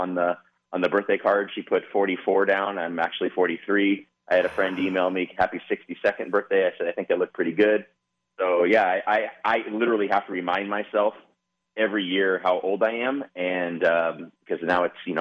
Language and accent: English; Santa Clarita, California, United States; I grew up in Santa Clarita.